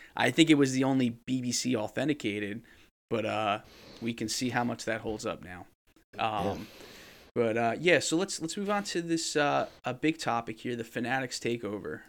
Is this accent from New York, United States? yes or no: no; New Jersey, United States; I'm from New Jersey